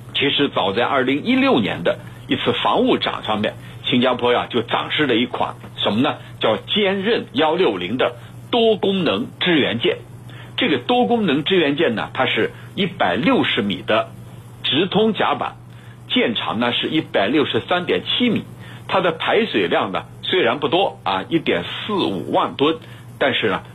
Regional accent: China; 我们中国人这个都很清楚

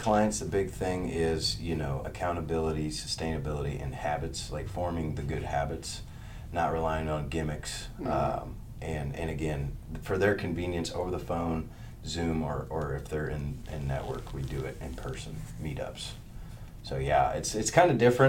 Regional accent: Pike County, Illinois, United States; moved away as an adult; now in Springfield, United States; I grew up in Pike County, so small town west over the Twin Eagle Bridges

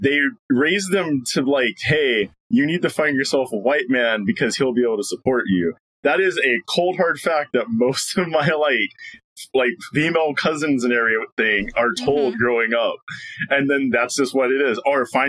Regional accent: Philippines; no one believes I'm Filipino.

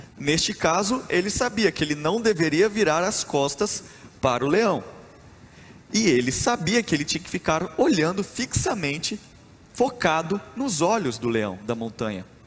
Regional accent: Rondonópolis, Mato Grosso, Brazil; Eu sou mato-grossense, eu nasci em Rondonópolis, no Mato Grosso

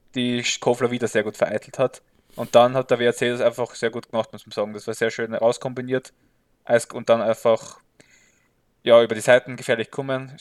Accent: Graz, Styria, Austria; ich trage die schwarz-weißen Farben von Sturm natürlich äh, tief in meinem Herzen als Grazer

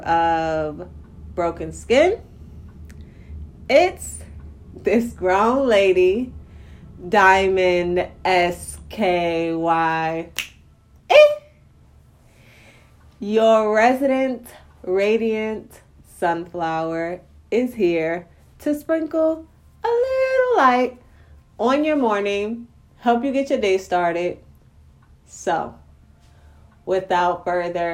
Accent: New York City, New York, United States; When I was a little girl growing up in Brownsville, in Brooklyn, New York

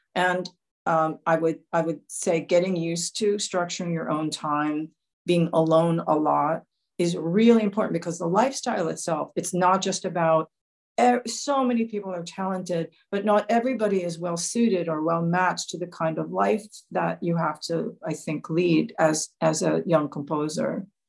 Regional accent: New York, United States; I was born in New York, but my heart is in Nashville.

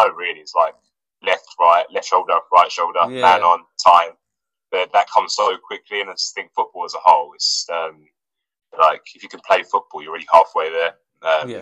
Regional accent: England, United Kingdom; first language Russian; English is a second language; us as like English people

